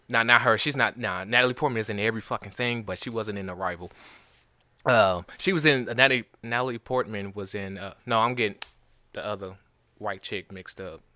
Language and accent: English; St. Louis, Missouri, United States; now in Nashville, United States; I'm from Saint Louis.